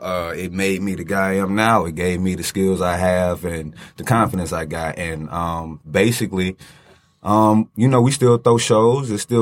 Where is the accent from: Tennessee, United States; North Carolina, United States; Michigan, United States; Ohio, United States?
Michigan, United States; Detroit; I'm from Detroit, and I come from a male dancing background.